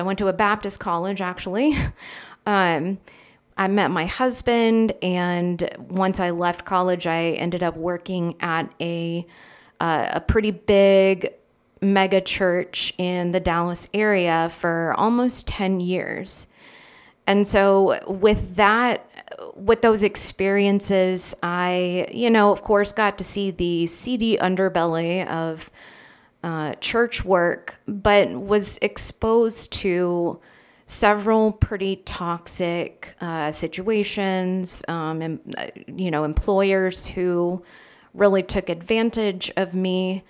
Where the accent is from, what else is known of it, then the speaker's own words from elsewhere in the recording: Philippines; moved away as an adult; I grew up in the Philippines with missionary parents, so spent my whole life there until I was 18